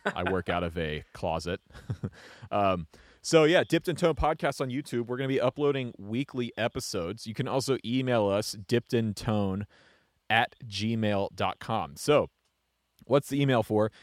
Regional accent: Atlanta, Georgia, United States; I grew up just outside of Atlanta

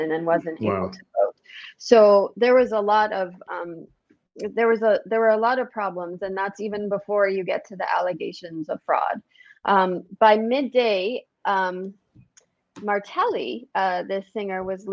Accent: United States; I'm an American

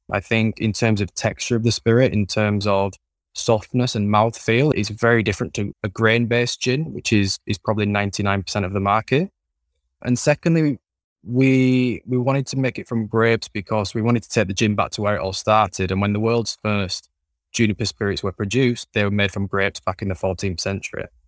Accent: Leeds, Yorkshire and the Humber, United Kingdom; accent: Yorkshire; Born and bred in Yorkshire, raised in, in a city called Leeds

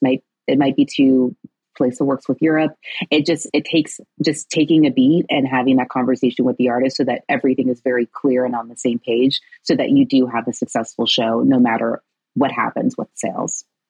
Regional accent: Chicago, Illinois, United States; moved away; also born or lived in New York City; I'm originally from Chicago

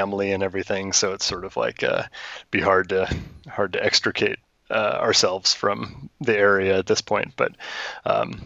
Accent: Tigard, Oregon, United States; also born or lived in Eugene; I grew up in Tigard, which is a suburb of Portland

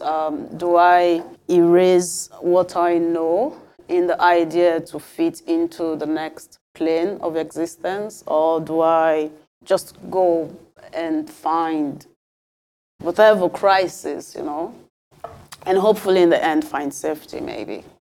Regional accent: Nigeria; moved away; also born or lived in Europe; as a Nigerian

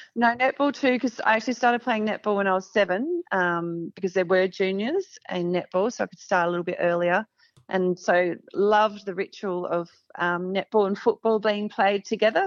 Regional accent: Murrayville, Victoria, Australia; grew up in Murrayville in Victoria

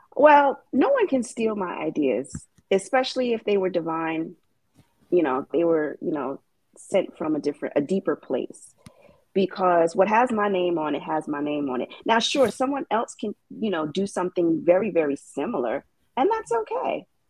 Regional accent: New York City, New York, United States; I am from New York City

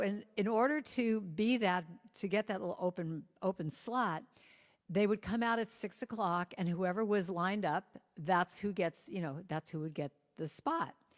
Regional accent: Los Angeles, California, United States; I grew up in Hollywood

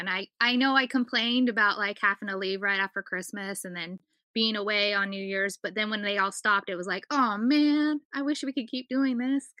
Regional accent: California, United States; I'm from California

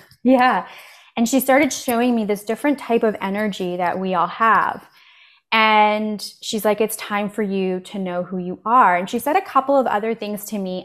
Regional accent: Canada; also born or lived in Poland; I was born in Poland, actually, and my family immigrated here, uh, when I was four to Canada. I live in Canada

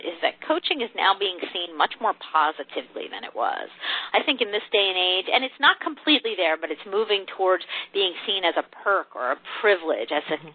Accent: New Jersey, United States; moved away as an adult; also born or lived in Michigan; now in Texas, United States; I grew up in New Jersey, so I'm originally from the Northeast, but I've been in Texas for a long time now

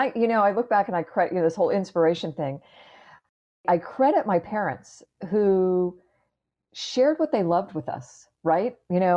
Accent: Clearwater, Florida, United States; I grew up in Clearwater, Florida, which is just up the road from where I am right now.

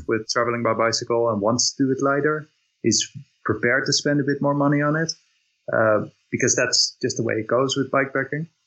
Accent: Netherlands; I'm, I'm from from Netherlands

